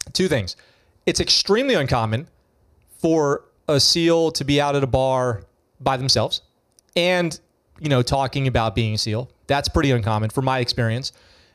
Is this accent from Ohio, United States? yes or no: no; Poughkeepsie, New York, United States; I'm from New York. I'm from Poughkeepsie, New York.